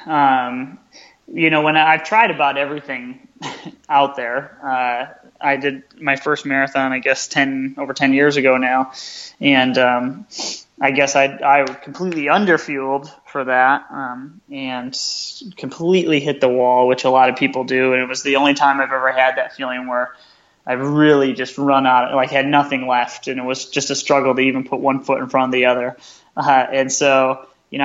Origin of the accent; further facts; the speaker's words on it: Grand Rapids, Michigan, United States; right here in my hometown